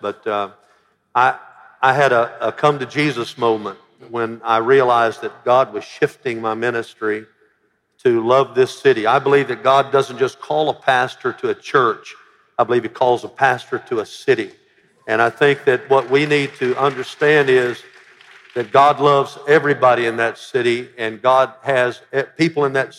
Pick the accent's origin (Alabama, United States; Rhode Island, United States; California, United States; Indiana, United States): Alabama, United States; now in Memphis, United States; I came from Alabama. My whole church was white in Alabama. I came to Memphis, which was half ethnic besides white